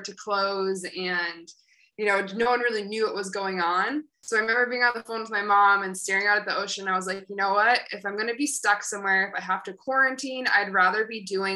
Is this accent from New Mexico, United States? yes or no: no; Syracuse, New York, United States; moved away as an adult; also born or lived in Albany, New York / Boston, Massachusetts / Thailand; now in Bali, Indonesia; I'm from Syracuse, New York. So very snowy place, very opposite of what I've been living in for the past several months. So I grew up in Syracuse.